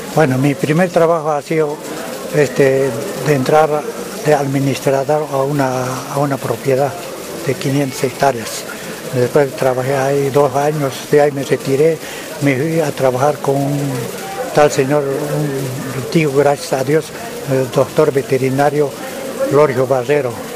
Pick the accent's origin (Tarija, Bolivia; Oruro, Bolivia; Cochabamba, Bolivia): Cochabamba, Bolivia; moved away as an adult; now in Santa Cruz, Bolivia; mi tierra natal, Cochabamba.